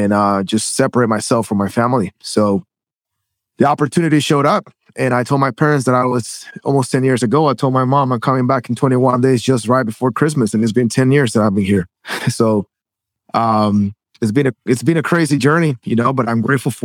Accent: Guatemala; moved away as an adult; now in United States; I was born and raised in Guatemala. I moved to the States.

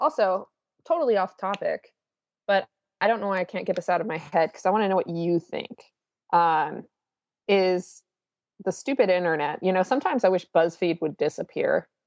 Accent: Washington, United States; moved away; my home where I grew up in the Washington area

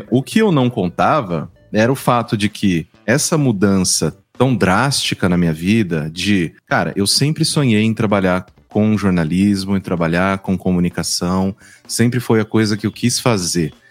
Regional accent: São Paulo, Brazil; Eu sou do interior de São Paulo, né?

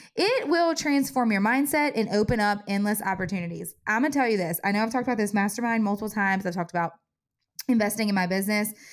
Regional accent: Covington, United States; my hometown, Covington

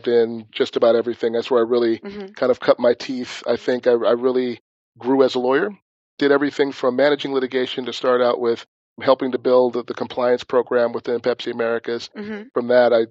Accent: Minneapolis, Minnesota, United States; moved away; I'm originally from Minneapolis, Minnesota

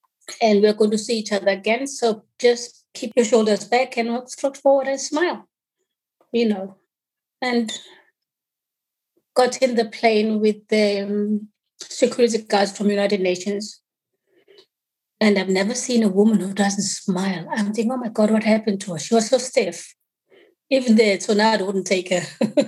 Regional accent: Eswatini; born there; I was born in Swaziland because during the time I was born, there was apartheid in South Africa.

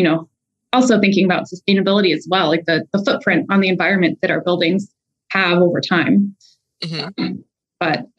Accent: Southern Louisiana, United States; I grew up in Southern Louisiana

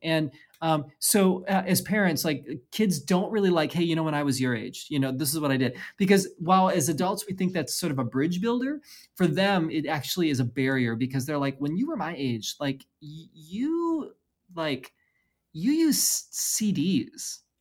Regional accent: Midwest, United States; also born or lived in Chicagoland; now in West Coast, United States; I'm born and raised in the Midwest, um, spent some time in Chicagoland as well

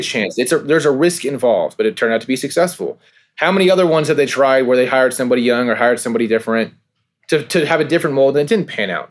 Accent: California, United States; I'm from California myself. I have family that's from the East Coast.

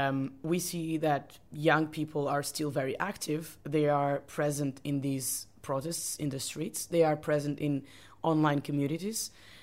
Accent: Portugal; I'm from Portugal.

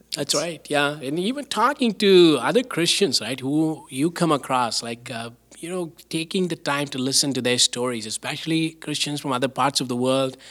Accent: southern India, India; now in Canada; I grew up in India

